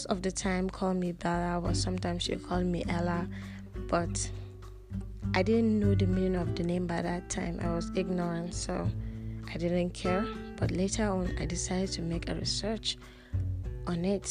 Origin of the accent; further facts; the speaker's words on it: Kaduna, Kaduna State, Nigeria; English is a second language; I'm a Nigerian. I was born and raised in Kaduna, Nigeria, in Africa.